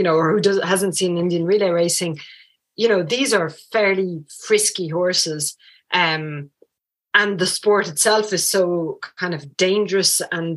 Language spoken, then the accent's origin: English; Paris, Île-de-France, France; also born or lived in rural Ireland; now in Ireland; I actually grew up in France. I grew up in Paris. So Downtown Paris, there were no horses